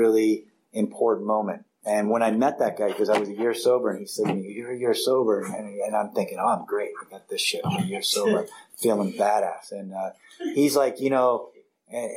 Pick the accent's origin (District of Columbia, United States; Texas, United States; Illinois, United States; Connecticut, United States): District of Columbia, United States; Washington; now in California, United States; I grew up in Washington, D.C., then I go to this little island, and then now I'm in California